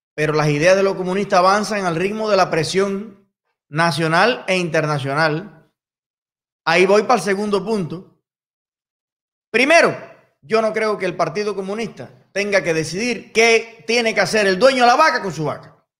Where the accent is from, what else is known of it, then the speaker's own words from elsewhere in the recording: Cuba; Y soy cubano.